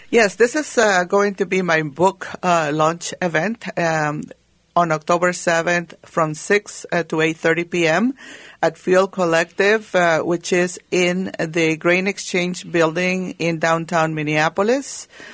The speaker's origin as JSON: {"language": "English", "country": "Guatemala", "tie": "born or raised there", "moved": "yes", "said": "growing up in Guatemala"}